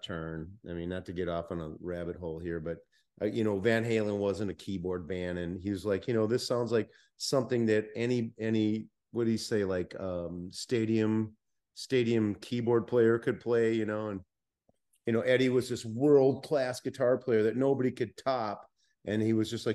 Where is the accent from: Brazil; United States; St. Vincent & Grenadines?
United States; Minnesota; I'm from Minnesota